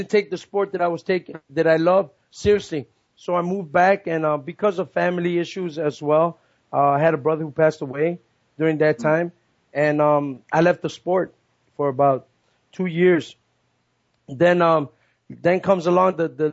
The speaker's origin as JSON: {"language": "English", "town": "Chicago", "region": "Illinois", "country": "United States", "tie": "born or raised there", "said": "my hometown team sports, which are the Chicago Bulls, the Chicago Bears, the Blackhawks"}